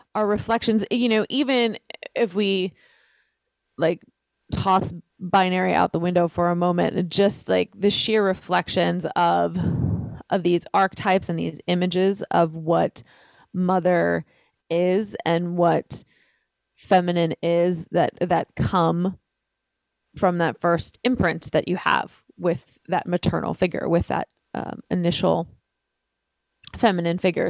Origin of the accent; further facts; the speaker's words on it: New York City, New York, United States; I was raised in Brooklyn, uh, an Italian Catholic family.